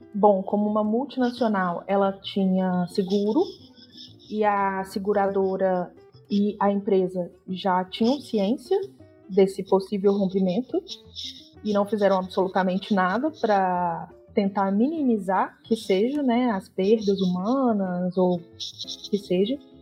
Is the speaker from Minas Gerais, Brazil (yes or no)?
yes; Belo Horizonte, Minas Gerais, Brazil; now in Brumadinho, Brazil; Sou mineira, né? Natural de Belo Horizonte, mas a minha família é de Brumadinho. E eu moro aqui desde os meus 12 anos de idade